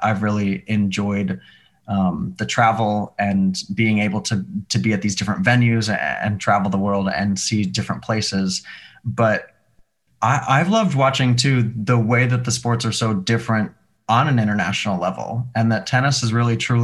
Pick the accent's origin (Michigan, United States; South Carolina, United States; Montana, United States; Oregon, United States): Montana, United States; moved away as an adult; also born or lived in Seattle; now in New York, United States; I grew up in Montana. I went to college in Seattle. I've been in New York since.